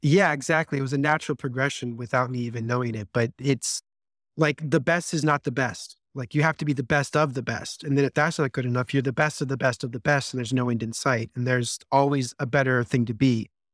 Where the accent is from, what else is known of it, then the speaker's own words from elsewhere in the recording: Las Vegas, Nevada, United States; I grew up in Las Vegas, Nevada